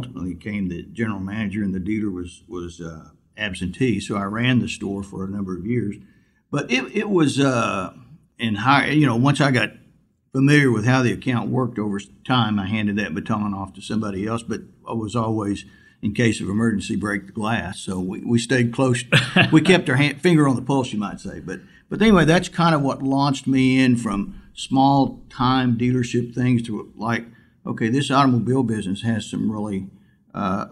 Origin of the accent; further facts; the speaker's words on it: Altus, Oklahoma, United States; moved away as an adult; also born or lived in Tucson, Arizona; my hometown of Altus, Oklahoma